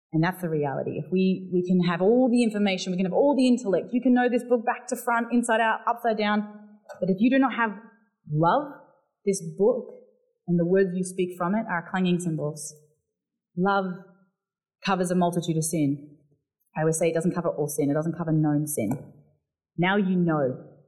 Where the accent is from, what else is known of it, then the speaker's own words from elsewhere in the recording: Barossa Valley, South Australia, Australia; accent: South Australian; now in Melbourne, Australia; I grew up in the Barossa Valley where the vineyards are.